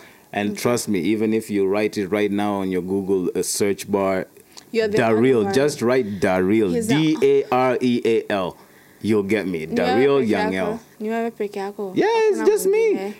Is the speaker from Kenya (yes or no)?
yes; Kenya; born there; also born or lived in United States; I was born in Kenya.